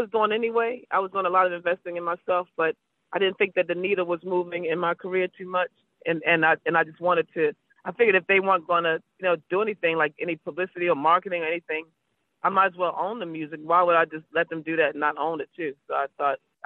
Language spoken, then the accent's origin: English; Baltimore, Maryland, United States; I'm from Baltimore